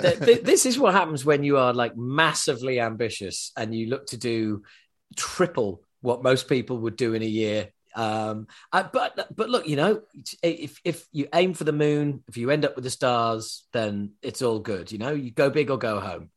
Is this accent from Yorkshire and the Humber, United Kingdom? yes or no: yes; Yorkshire and the Humber, United Kingdom; accent: Yorkshire; I was brought up in Yorkshire, in England